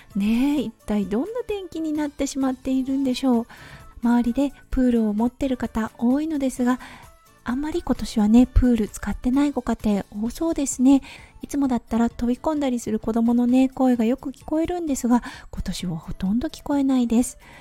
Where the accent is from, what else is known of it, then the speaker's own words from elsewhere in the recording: Tohoku, Japan; moved away as an adult; now in Australia; 東北出身なのでね